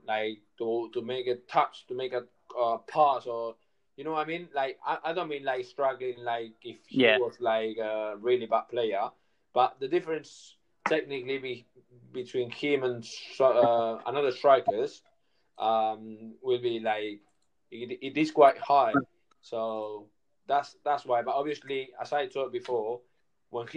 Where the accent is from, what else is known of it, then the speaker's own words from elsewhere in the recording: Barcelona, Catalonia, Spain; I'm from Barcelona